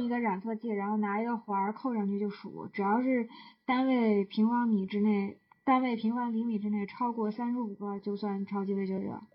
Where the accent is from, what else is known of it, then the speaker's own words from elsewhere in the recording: Jinan, Shandong, China; 我在济南长大的呀